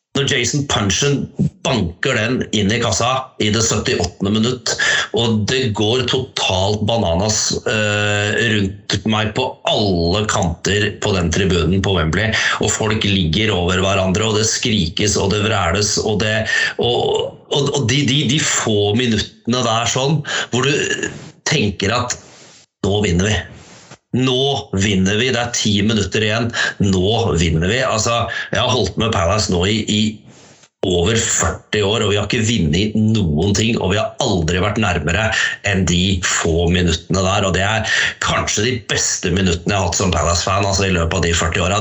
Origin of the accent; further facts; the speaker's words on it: Harestua, Innlandet, Norway; hjemme på Harestua.